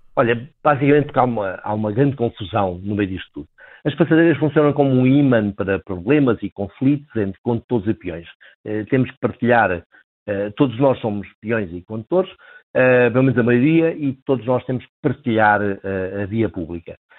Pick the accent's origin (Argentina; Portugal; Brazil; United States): Portugal; Beja, Alentejo; moved away; eu sou natural de Beja